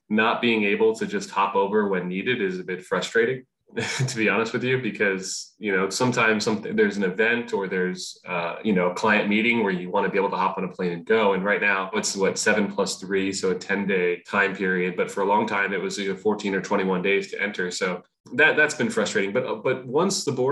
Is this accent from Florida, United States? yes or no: yes; Fort Lauderdale, Florida, United States; also born or lived in Shanghai; now in Hong Kong; I grew up near Miami.